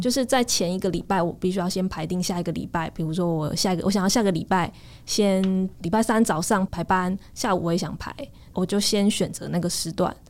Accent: Changhua County, Taiwan; moved away; also born or lived in Taipei; 我本来在台北，因为我是彰化人

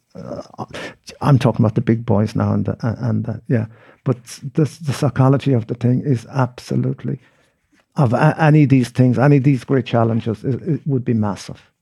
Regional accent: Mayo, Connacht, Ireland; also born or lived in Australia; growing up in Mayo

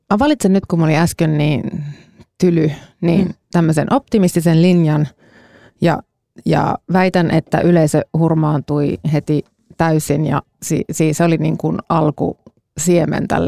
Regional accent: Kajaani, Kainuu, Finland; olen kotoisin Kajaanista

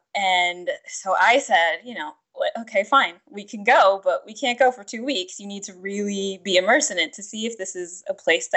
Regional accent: New York City, New York, United States; I grew up in New York City, where there's, you know, very limited opportunity to garden

